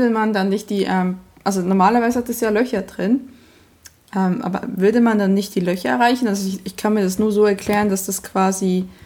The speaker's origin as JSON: {"language": "German", "region": "Bern", "country": "Switzerland", "said": "Und ja, das ist sehr aber witzig, ich komme aus dem Emmental, aber ich entstamme einer Familie, die Emmentaler hasst."}